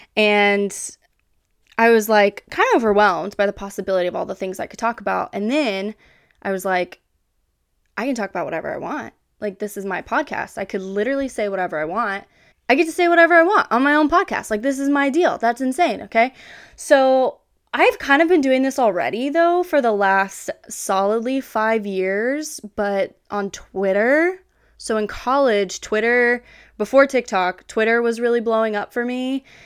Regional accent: Kansas, United States; even though I'm from Kansas, I'm a Kansas girly

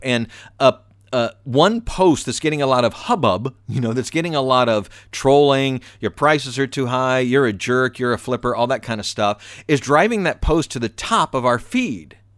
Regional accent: the South, United States; I'm from the South.

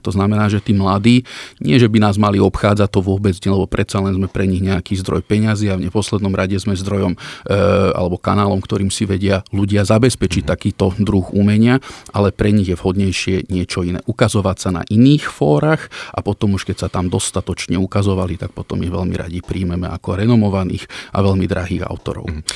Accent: Gemer, Slovakia; Ja som vyrastal na Gemery.

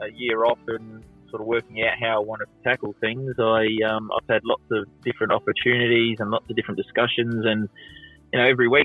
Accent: Adelaide, South Australia, Australia; I'm Adelaide kid. I was born at the Semaphore Hospital, grew up in North Haven, went to Taparoo High

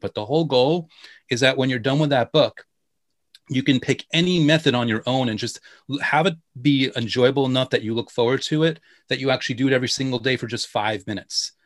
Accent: New York, United States; I'm from New York

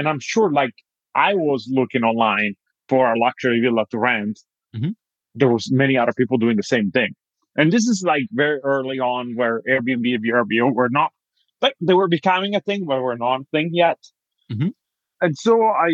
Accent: Italy; moved away as an adult; now in United States; I'm originally from Italy

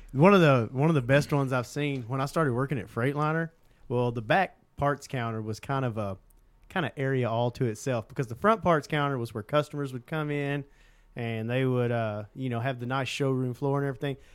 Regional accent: Southeast Oklahoma, United States; we grew up in Southeast Oklahoma where there were ton of squirrels

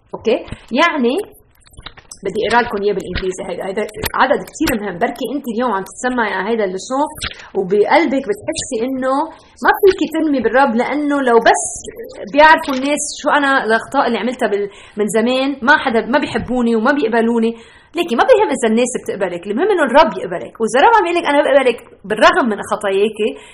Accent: Beirut, Beirut Governorate, Lebanon; now in United States; انا ربيت ببيروت

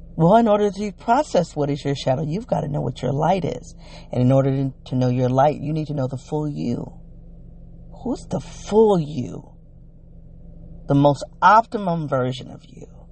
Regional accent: United States; accent: African American English (ethnic talk); first language African American English

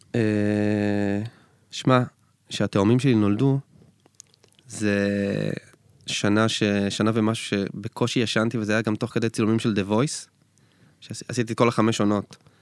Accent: Israel; אנחנו ישראלים

